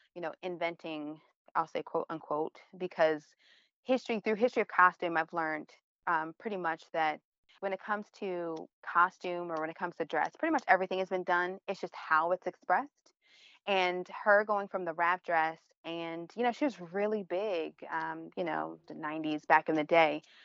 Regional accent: Baltimore, Maryland, United States; moved away; also born or lived in Philadelphia / New York; I'm from Baltimore

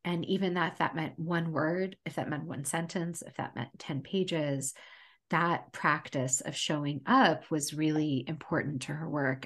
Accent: United States; also born or lived in Portland, Oregon; I was born later, I was born here in the United States. Um, I was the firstborn in America

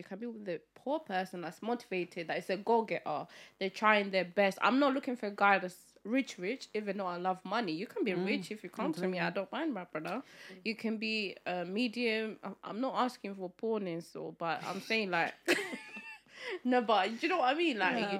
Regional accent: India; I'm Indian.

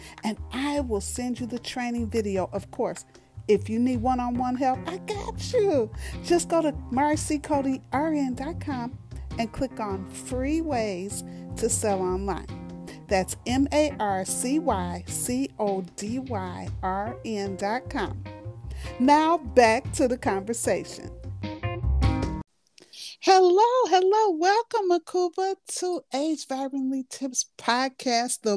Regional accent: Chicago, Illinois, United States; born and raised in Chicago

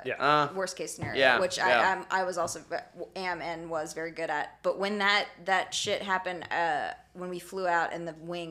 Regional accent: Arizona, United States; Well, growing up in Arizona, the car washes

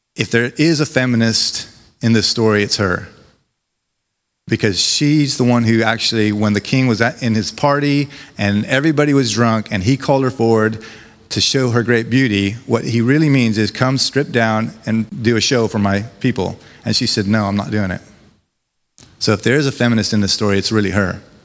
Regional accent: United States; now in United Kingdom; As an American

